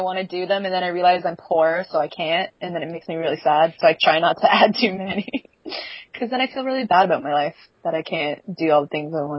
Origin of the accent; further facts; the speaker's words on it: England, United Kingdom; because I am English